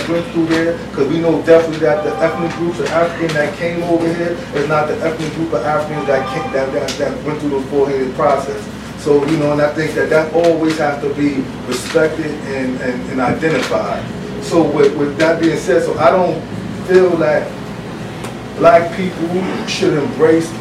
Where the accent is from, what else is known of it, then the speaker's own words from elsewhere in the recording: New York City, New York, United States; I'm from Brooklyn